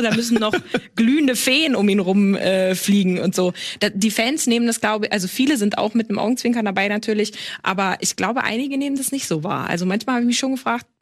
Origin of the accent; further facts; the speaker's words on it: rural Schleswig-Holstein, Germany; ich bin mitten im Nirgendwo groß geworden, im schleswig-holsteinischen Land